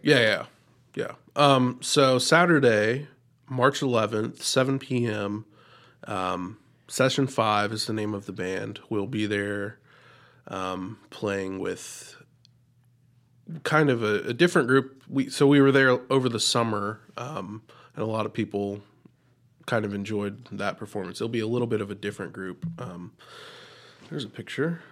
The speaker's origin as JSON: {"language": "English", "town": "Jackson", "country": "United States", "tie": "born or raised there", "said": "I was born and raised in Jackson"}